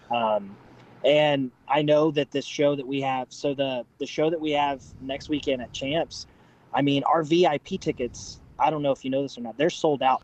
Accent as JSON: {"language": "English", "region": "Southeast Kansas", "country": "United States", "moved": "yes", "said": "I'm originally from Southeast Kansas."}